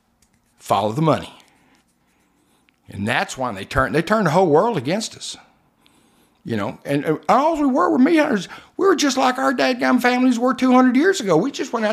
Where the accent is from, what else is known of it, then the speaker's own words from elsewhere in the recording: Levelland, Texas, United States; moved away as an adult; also born or lived in California / Augusta / South Carolina; When I was a little kid, I was born in West Texas, a little town outside of Lubbock, called Leveland